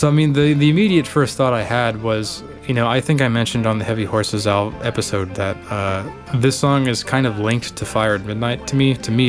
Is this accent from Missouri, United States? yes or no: no; Texas, United States; in Texas where I grew up